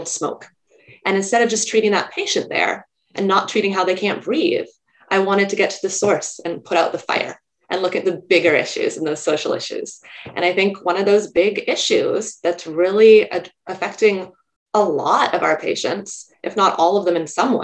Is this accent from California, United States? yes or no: yes; California, United States; moved away as an adult; also born or lived in New York; I grew up in California and I was in college at UC Berkeley